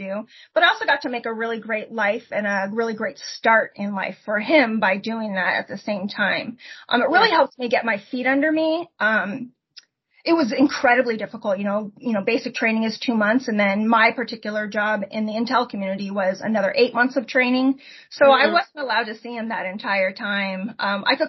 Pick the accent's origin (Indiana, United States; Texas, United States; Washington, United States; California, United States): Washington, United States; Port Orchard; moved away as an adult; I grew up in Port Orchard, Washington, right across the, you know, Puget Sound from Seattle area